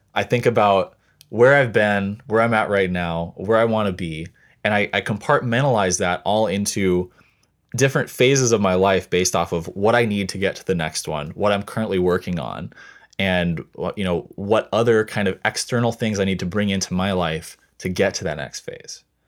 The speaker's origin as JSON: {"language": "English", "region": "Montana", "country": "United States", "tie": "born or raised there", "moved": "yes", "lives_now": "Seattle, United States", "said": "I grew up in Montana"}